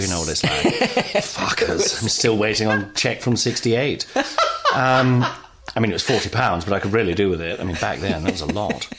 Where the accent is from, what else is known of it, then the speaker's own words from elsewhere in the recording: Nottingham, East Midlands, United Kingdom; I mean, I grew up in Nottingham back in the day